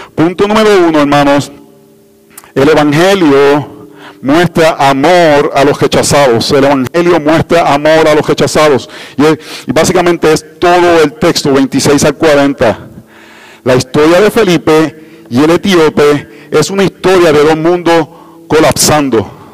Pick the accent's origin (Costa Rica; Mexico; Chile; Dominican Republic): Costa Rica; vengo de Costa Rica